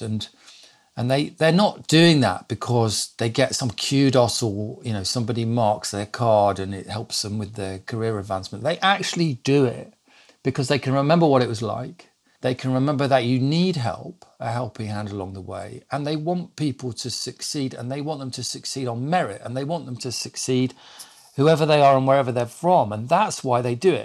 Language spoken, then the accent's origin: English; Lincolnshire, East Midlands, United Kingdom; I was brought up in Lincolnshire because I say Master